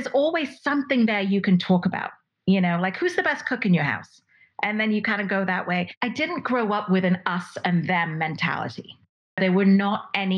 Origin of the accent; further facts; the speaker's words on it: Dubai, United Arab Emirates; moved away as an adult; also born or lived in Mumbai, India; now in United States; And then I moved back to Dubai at the age of 3 months. And basically I stayed in Dubai from the age of 3 months until I was 18